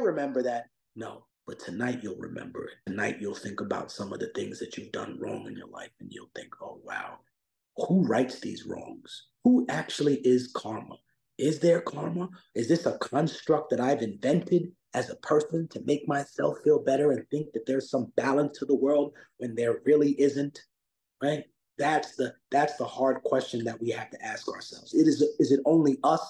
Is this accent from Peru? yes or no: yes; Peru; I was born in Peru